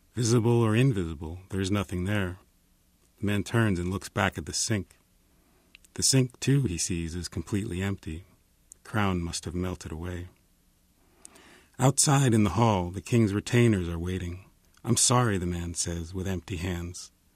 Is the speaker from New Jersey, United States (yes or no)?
yes; New Jersey, United States; now in Los Angeles, United States; I'm from New Jersey